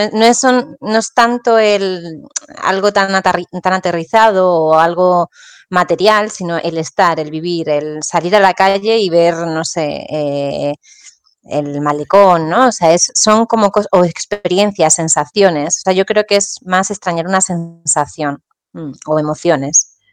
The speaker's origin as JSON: {"language": "Spanish", "country": "Spain", "also_born_or_lived": "Ireland / Peru", "moved": "as an adult", "said": "cuando regresé a España"}